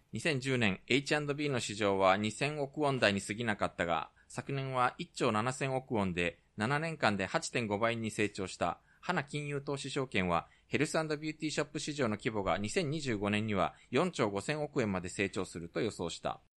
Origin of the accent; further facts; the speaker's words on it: Japan; also born or lived in South Korea; 日本生まれ、韓国在住経験あり、仕事でたまに行き来している日本人